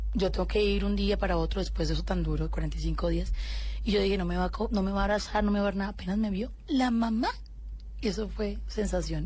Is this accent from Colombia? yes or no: yes; Colombia; yo soy una colombiana común y corriente